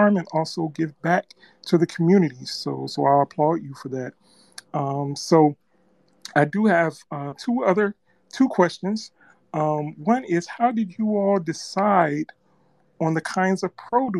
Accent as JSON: {"language": "English", "region": "Midwest", "country": "United States", "said": "I am from the Midwest as well."}